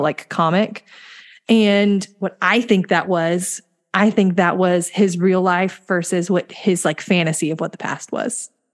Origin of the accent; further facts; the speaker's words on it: the South, United States; we're from the South.